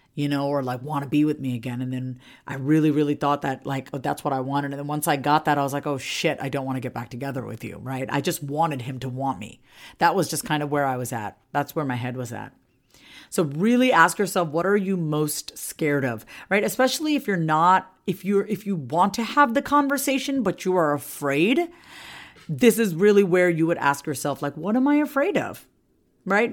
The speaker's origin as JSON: {"language": "English", "area": "Long Island", "region": "New York", "country": "United States", "moved": "yes", "lives_now": "Austin, United States", "said": "I'm originally from Long Island, okay, Long Island, Strong Island, New York"}